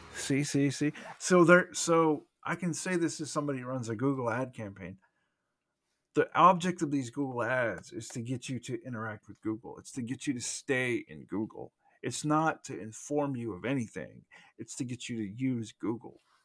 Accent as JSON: {"language": "English", "country": "United States", "said": "we're both American"}